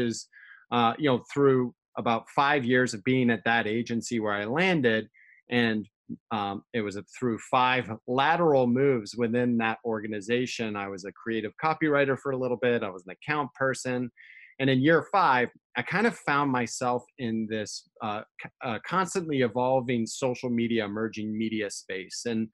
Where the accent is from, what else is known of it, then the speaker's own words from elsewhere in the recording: United States; I grew up in America with a very British father